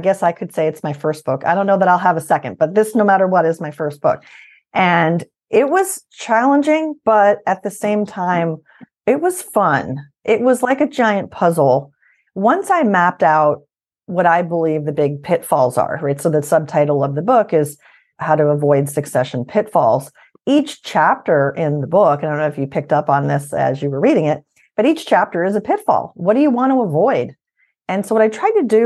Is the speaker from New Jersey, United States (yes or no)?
no; Albany, New York, United States; moved away as an adult; also born or lived in Shippensburg, Pennsylvania; now in Pittsburgh, United States; I'm originally from Albany, New York.